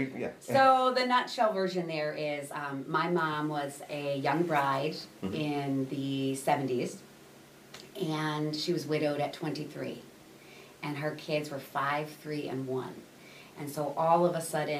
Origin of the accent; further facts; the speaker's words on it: Aurora, Illinois, United States; also born or lived in Elgin / Austin, Texas; I was born and raised right here in Aurora